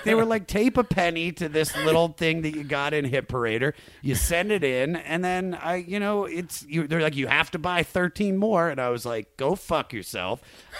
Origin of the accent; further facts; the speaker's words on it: Washington, District of Columbia, United States; moved away; I felt lucky that I grew up in the D.C. area.